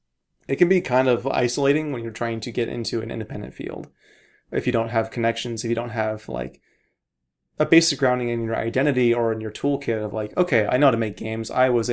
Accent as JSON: {"language": "English", "region": "Pacific Northwest", "country": "United States", "tie": "born or raised there", "said": "So I noticed a lot of my friends growing up in the Northwest moved away for college or after college, but always wound their way back."}